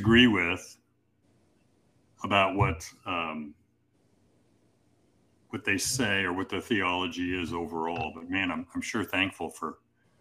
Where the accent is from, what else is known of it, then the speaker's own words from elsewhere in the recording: Kansas City, Missouri, United States; we moved back to Kansas City, where I'm from Missouri, kind of home base is Missouri